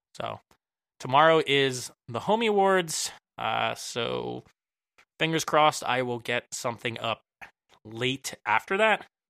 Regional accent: Willow Grove, Pennsylvania, United States; also born or lived in Jenkintown; I'm from Willow Grove

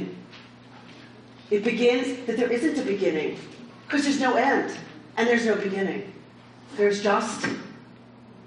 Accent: the South, United States; I'm from the South

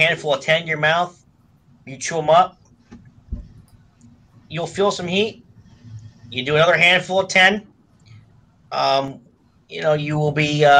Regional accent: Pittsburgh, Pennsylvania, United States; I'm from Pittsburgh.

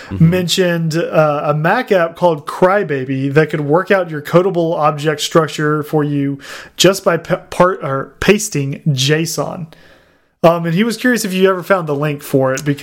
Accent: Canada; Trust me, I'm Canadian.

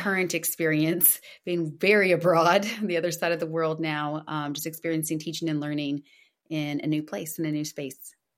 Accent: Brazil; moved away; I'm Originally from Brazil, so brasileira

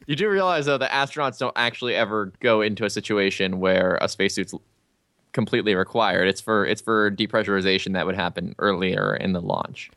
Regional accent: Albuquerque, New Mexico, United States; I'm from Albuquerque

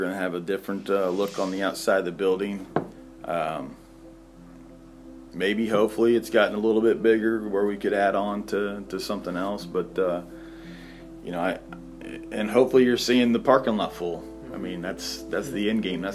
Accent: Moran, Kansas, United States; also born or lived in Elsmore; I grew up in Moran. That's where we went to school. Our home was in Ellsmore

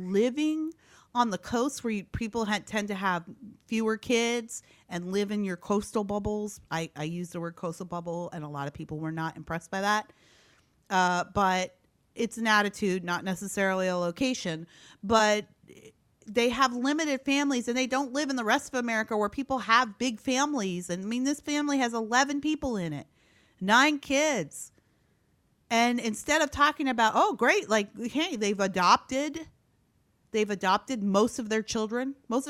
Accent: Midwest, United States; I'm from the Midwest, and I've never drank that much milk.

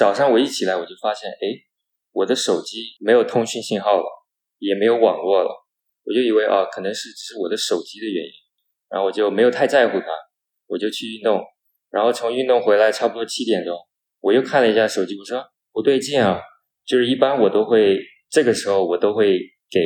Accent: Myanmar; also born or lived in United States; 我是出生于缅甸的第二代华人，从美国毕业回来两年多了

